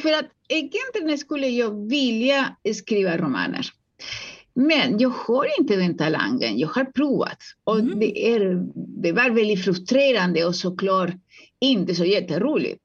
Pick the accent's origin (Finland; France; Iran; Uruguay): Uruguay; Swedish is a second language; now in Sweden; jag kommer ursprungligen från Uruguay och jag var väldigt, väldigt fattig där, så jag fick eh, arbeta med att rensa fisk